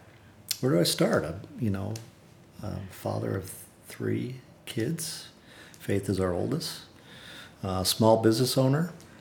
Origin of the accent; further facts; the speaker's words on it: Wisconsin, United States; now in Texas, United States; Born and raised in Wisconsin, but I've been in Texas since 1987, full time.